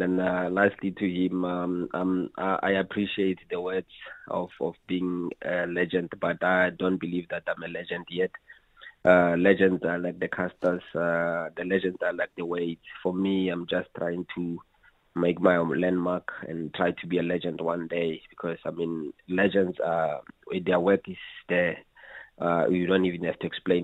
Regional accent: Mahikeng, North West, South Africa; I'm from Mafikeng

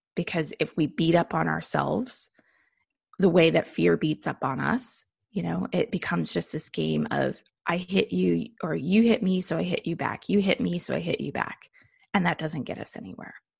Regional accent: United States; being an American

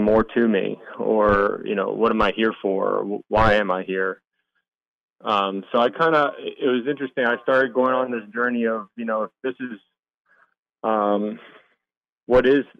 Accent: Maryland, United States; I grew up in Maryland

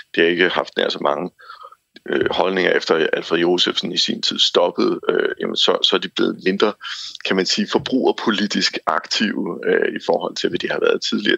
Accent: Sønderborg, Southern Denmark, Denmark; i Sønderborg, hvor jeg kommer fra

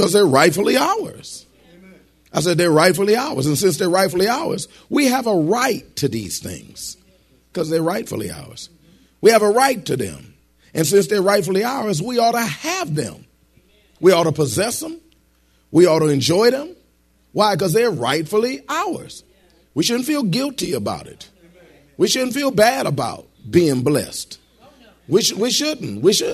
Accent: Detroit, Michigan, United States; moved away; I came from Detroit, Michigan

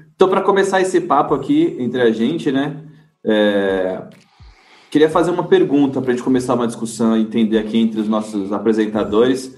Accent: Brazil; como brasileiro

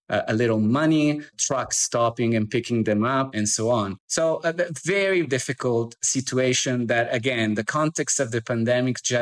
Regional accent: Caracas, Capital District, Venezuela; now in Medellin, Colombia; am Venezuelan. I come from Caracas

